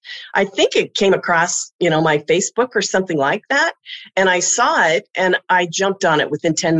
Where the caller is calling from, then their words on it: Denver, Colorado, United States; I'm in Denver, Colorado.